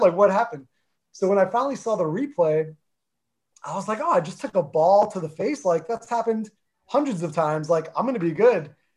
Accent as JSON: {"language": "English", "region": "New Jersey", "country": "United States", "tie": "born or raised there", "accent": "Jersey", "first_language": "Armenian", "second_language": "English", "said": "I grew up in North Jersey"}